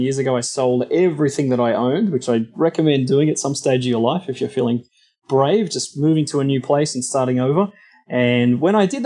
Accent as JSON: {"language": "English", "town": "Sydney", "region": "New South Wales", "country": "Australia", "tie": "born or raised there", "moved": "as an adult", "lives_now": "Orange County, United States", "said": "So I am originally from Sydney, Australia. I've lived in beautiful Orange County, California, about 7.5 years. So I'm an expat Aussie at this stage of my life and grew up there for the first, 32 years of my life."}